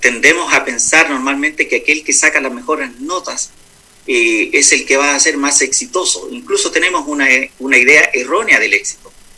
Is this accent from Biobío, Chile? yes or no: no; Santiago, Santiago Metropolitan Region, Chile; moved away as an adult; also born or lived in Peru / United States / Atacama; now in Copiapó, Chile; nací en Santiago, estudié mi enseñanza básica y la enseñanza media eh, allí en Santiago